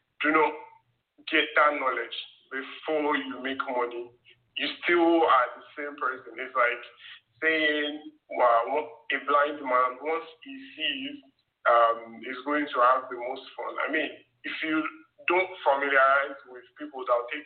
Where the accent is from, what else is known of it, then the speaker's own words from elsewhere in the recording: Nigeria; I grew up in Nigeria